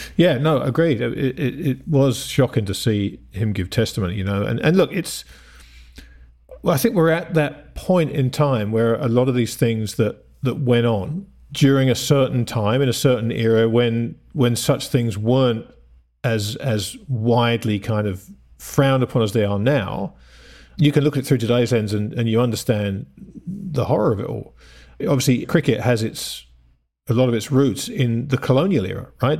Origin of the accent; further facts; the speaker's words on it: England, United Kingdom; I grew up in England in the seventies as well